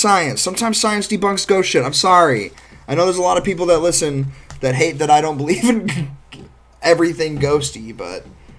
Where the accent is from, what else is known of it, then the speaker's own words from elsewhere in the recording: Northeast Ohio, United States; we're from Northeast Ohio.